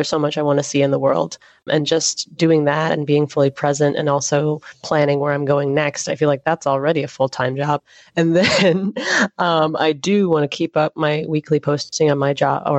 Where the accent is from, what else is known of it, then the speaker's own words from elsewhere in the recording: Atlanta, Georgia, United States; I'm from Atlanta